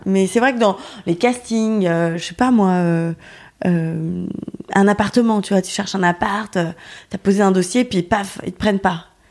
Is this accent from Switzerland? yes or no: no; Lyon, Auvergne-Rhône-Alpes, France; moved away as an adult; now in Paris, France; je suis partie de Lyon pour vivre à Paris